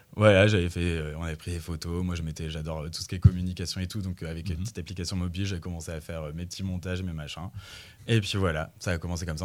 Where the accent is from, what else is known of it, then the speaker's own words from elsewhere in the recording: Bourges, Centre-Val de Loire, France; je viens de Bourges